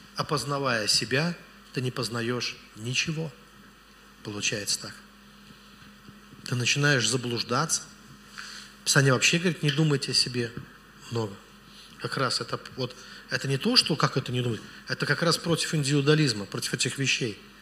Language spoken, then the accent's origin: Russian; Velikiye Luki, Pskov Oblast, Russia; я из Великих... У меня город на болотах вообще.